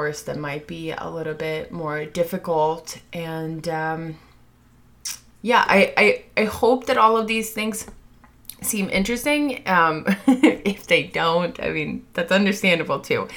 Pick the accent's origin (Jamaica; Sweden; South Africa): Sweden; now in United States; my home country, Sweden